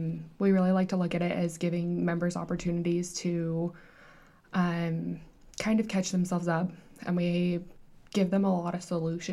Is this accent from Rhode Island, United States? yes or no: no; Blackfoot, Idaho, United States; I'm actually from Blackfoot, Idaho.